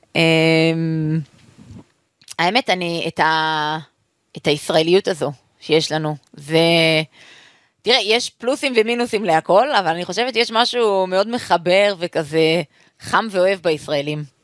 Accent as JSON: {"language": "Hebrew", "town": "Jerusalem", "region": "Jerusalem District", "country": "Israel", "tie": "born or raised there", "said": "אני אוהבת את ירושלים כי בשבילי זה בית, שם גדלתי, שם חונכתי"}